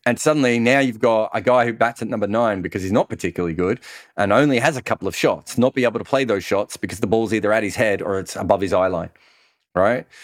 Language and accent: English; Melbourne, Victoria, Australia; where I grew up in Melbourne